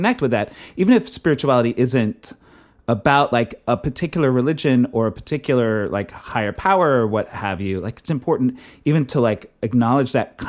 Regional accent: Texas, United States; I grew up in Texas in the 80s

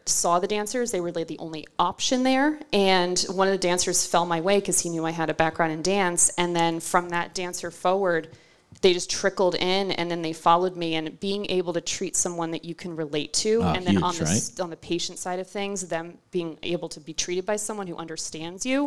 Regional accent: New Jersey, United States; moved away as an adult; also born or lived in Ithaca, New York; now in Rhode Island, United States; I was from New Jersey

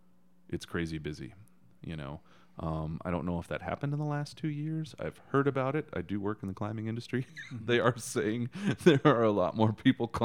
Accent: Texas, United States; Anyways, I'm telling a Texan story here.

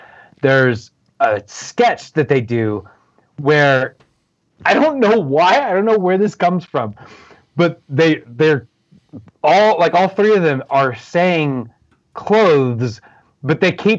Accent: Indiana, United States; accent: Indiana; I've been made fun of with my Indiana accent saying measure.

